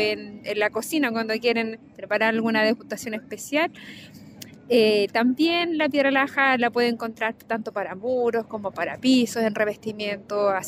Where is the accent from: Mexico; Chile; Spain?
Chile; San Javier, Maule; Mira, soy vengo de la comuna de San Javier de Loncomilla